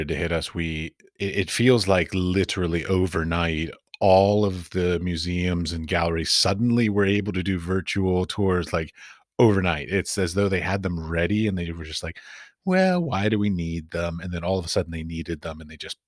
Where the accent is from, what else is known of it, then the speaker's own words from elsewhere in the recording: United States; now in Europe; I come from America.